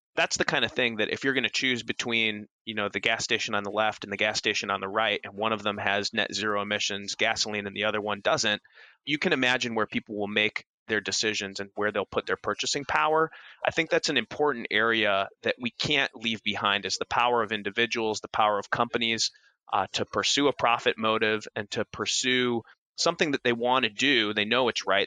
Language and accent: English; Minnesota, United States; moved away; I'm originally from Minnesota